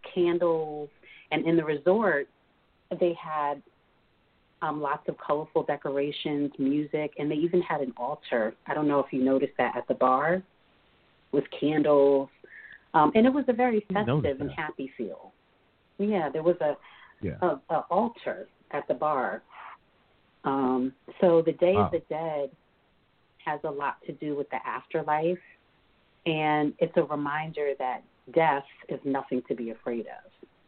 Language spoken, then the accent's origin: English; New York, United States; And growing up in New York, you know, I celebrated Halloween.